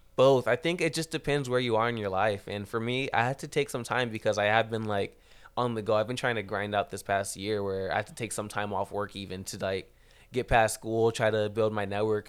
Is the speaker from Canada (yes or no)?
no; Rancho Cucamonga, California, United States; I'm from Rancho Cucamonga